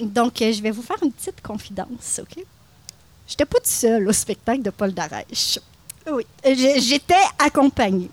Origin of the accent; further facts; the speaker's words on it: Louiseville, Quebec, Canada; je suis originaire de la Mauricie. J'ai grandi à Louisville, tout près de Trois-Rivières.